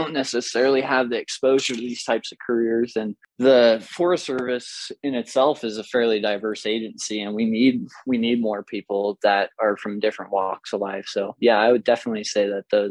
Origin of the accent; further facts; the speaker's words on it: Placerville, California, United States; I grew up in Pollock Pines, Placerville, Georgetown area.